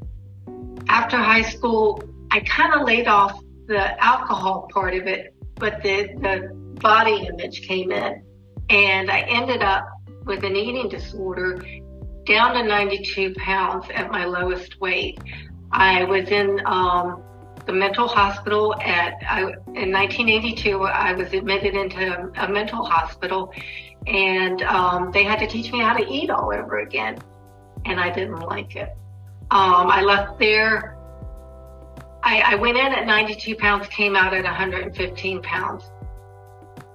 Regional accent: Norfolk, Virginia, United States; also born or lived in Portsmouth, Virginia; I'm originally from Virginia. I was born in Portsmouth, Virginia. I was raised in Norfolk, Virginia

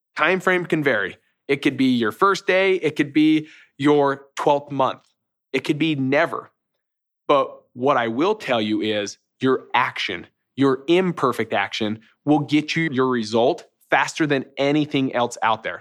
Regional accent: Utah, United States; I'm from Utah

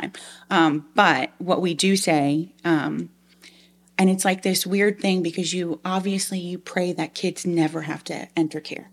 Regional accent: Long Island, New York, United States; moved away as an adult; also born or lived in Liberty University, Virginia; now in South Georgia, United States; I'm actually originally from Long Island, New York. Um, so being here in South Georgia is very, um, different from how I was raised

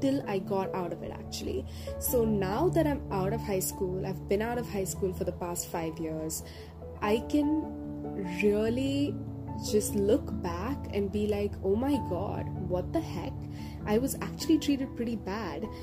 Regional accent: India; moved away as an adult; my hometown in India

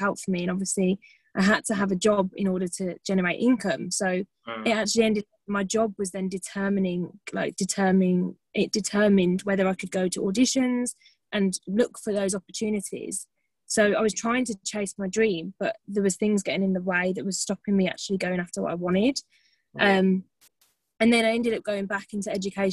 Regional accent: Birmingham, West Midlands, United Kingdom; moved away as an adult; I'm from the UK, I'm from Birmingham, if you can't tell from my lovely accent

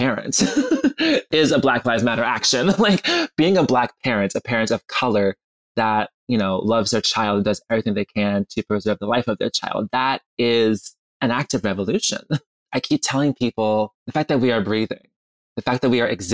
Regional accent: Georgia, United States; growing up, we grew up in Georgia

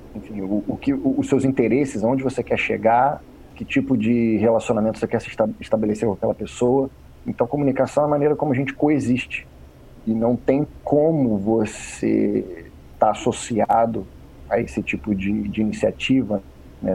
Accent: Rio de Janeiro, Brazil; moved away; Fui nascido e criado no Rio de Janeiro

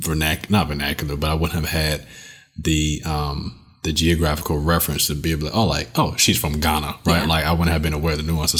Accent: South Florida, United States; as an African American, and then being a Native Floridian, like, so I was born and raised in Florida, growing up in South Florida, where you have the Caribbean population

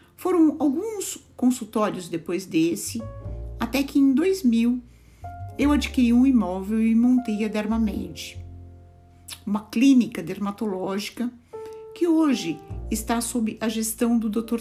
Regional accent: São Paulo, Brazil; moved away as an adult; also born or lived in Rio de Janeiro / Brasília / Belo Horizonte; Eu saí de São Paulo com 21 anos para fazer medicina numa escola federal do Rio de Janeiro

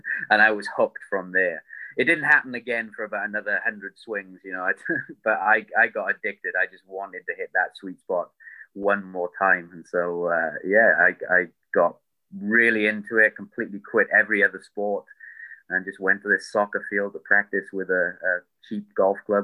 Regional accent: United Kingdom; I'm British

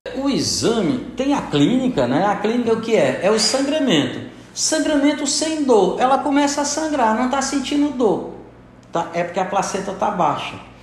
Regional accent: Santana, Brazil; eu sou de Santana

